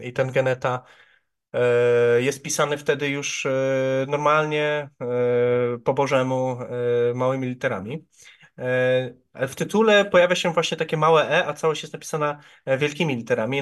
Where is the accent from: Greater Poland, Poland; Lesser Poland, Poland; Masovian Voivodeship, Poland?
Greater Poland, Poland; Ujście; also born or lived in Poznań; w Ujściu, czyli w mojej rodzinnej miejscowości